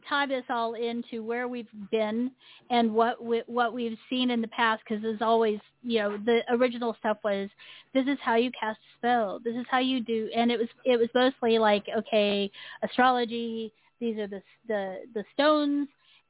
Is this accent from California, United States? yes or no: no; Texas, United States; the only thing that gets me is that I'm from Texas, according to them, even though I'm a military brat.